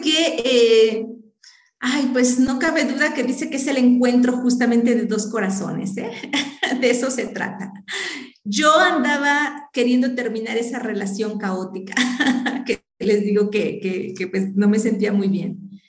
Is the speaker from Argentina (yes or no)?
no; Maltrata, Veracruz, Mexico; moved away as an adult; also born or lived in Puebla; now in Huejotzingo, Mexico; en ese tiempo yo vivía en Maltrata, Veracruz, de allá era mi papá, entonces pues ahí vivíamos